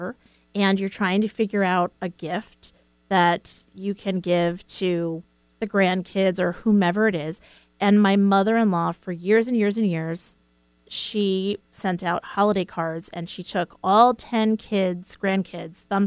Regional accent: East Coast, United States; I'm from the East Coast

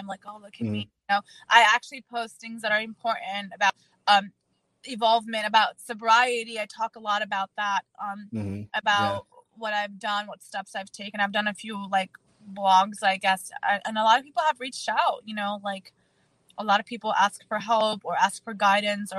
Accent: Germany; also born or lived in Czech Republic; now in United States; I was born in Czech Republic and raised in Germany

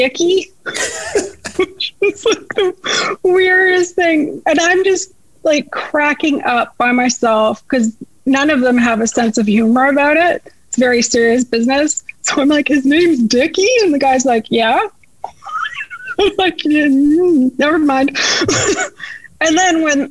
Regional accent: Canada; moved away; I'm Canadian

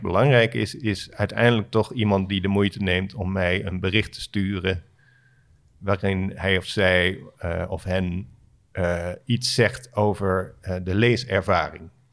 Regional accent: Alphen aan de Rijn, South Holland, Netherlands; moved away; Alphen aan de Rijn, eh, waar ik ben opgegroeid

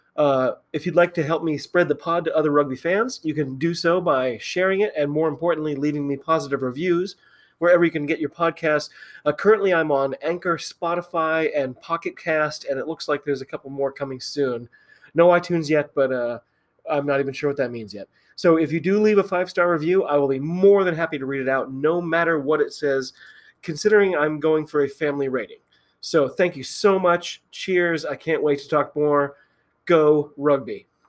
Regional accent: United States; I'm an American rugby fan

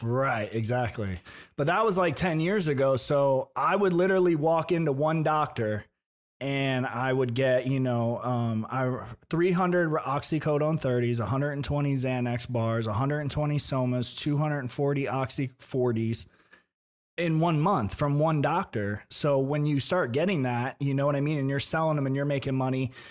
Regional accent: Tampa, Florida, United States; I was born in Tampa. Yeah. So um, I was born in Tampa

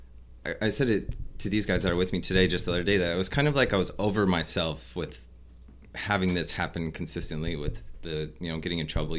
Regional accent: Fremont, Nebraska, United States; also born or lived in Omaha, Nebraska; I grew up in Fremont. So I was born in Omaha, and I grew up in Fremont

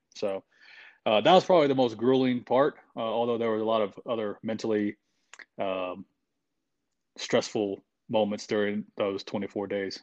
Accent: Oklahoma, United States; moved away as an adult; I grew up in a small town in Oklahoma

